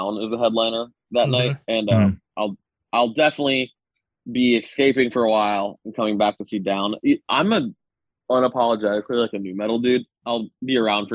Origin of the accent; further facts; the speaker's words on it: Daytona Beach, Florida, United States; I was born and raised in Daytona